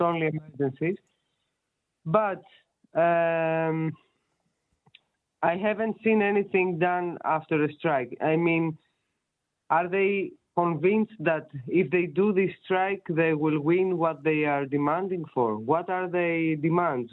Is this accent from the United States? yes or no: no; Greece; moved away; I'm from Greece.